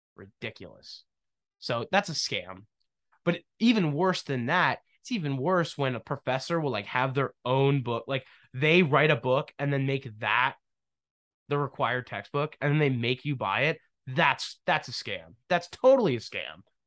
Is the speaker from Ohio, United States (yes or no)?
no; Pennsylvania, United States; also born or lived in New Jersey; Pennsylvania, my home state. technically not my home state. I was born in New Jersey without my consent.